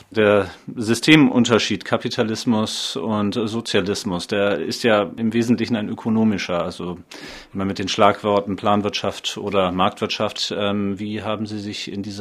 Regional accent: Leipzig, Saxony, Germany; also als Leipziger weiß man, wovon man spricht

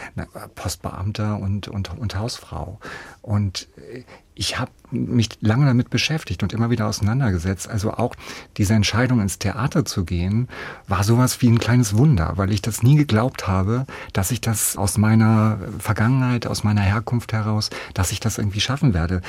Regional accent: a village near Hanover, Lower Saxony, Germany; moved away as an adult; also born or lived in Nuremberg, Germany; now in Meiningen, Germany; ich bin ja auf dem Dorf aufgewachsen, auf dem Land aufgewachsen

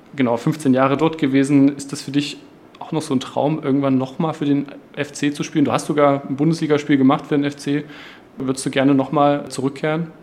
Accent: Halle, Saxony-Anhalt, Germany; ich komme auch aus Halle

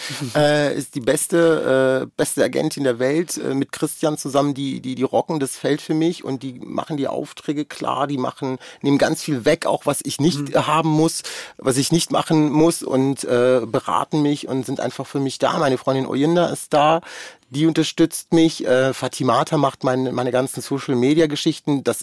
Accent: Germany; Also ich bin in Deutschland sozialisiert und aufgewachsen. Ich habe ganz viel deutsche Sachen

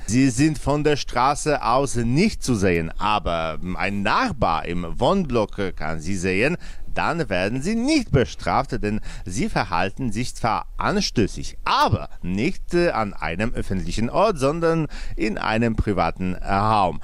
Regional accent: Poland

